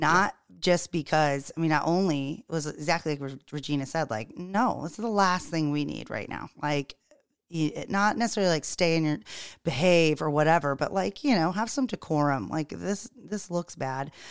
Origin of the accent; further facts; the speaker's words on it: the South, United States; now in Charleston, United States; growing up in the South and being back in the South